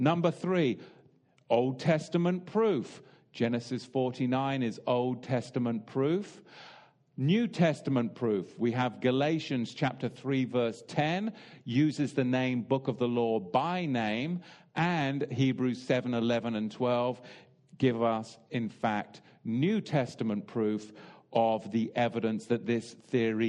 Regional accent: England, United Kingdom; I'm English

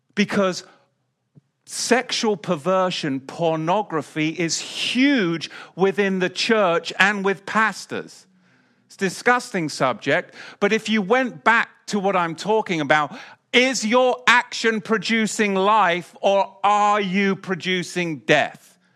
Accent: England, United Kingdom; also born or lived in Salisbury Plain; now in United States; growing up in England

